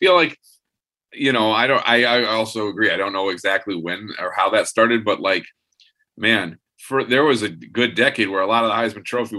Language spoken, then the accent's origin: English; Ann Arbor, Michigan, United States; I grew up in Ann Arbor